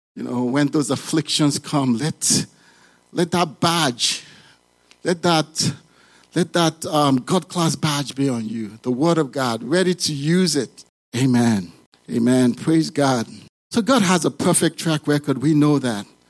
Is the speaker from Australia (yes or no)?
no; Nigeria; moved away as an adult; now in United States; I grew up in Nigeria.